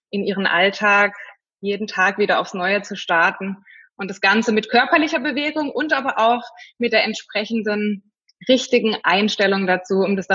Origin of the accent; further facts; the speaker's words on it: Freiburg, Baden-Württemberg, Germany; also born or lived in Fulda; also ich komme ursprünglich aus Freiburg und bin dann nach dem, nach dem Abi einfach mal wollte ich raus und wollte die Welt kennenlernen und bin dann damals nach Fulda zum Studium